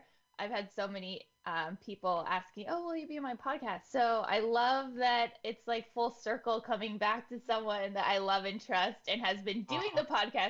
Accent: Bay Area, California, United States; our family was a very unique kind of Filipino American. Growing up in the Bay Area, there's a lot of Filipinos, like from Daly City down to San Jose up to like Vallejo.

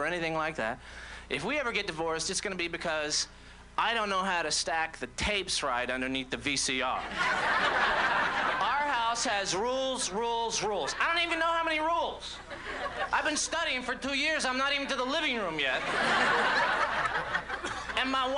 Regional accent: Orlando, Florida, United States; moved away; also born or lived in Brooklyn; I'm from Orlando originally

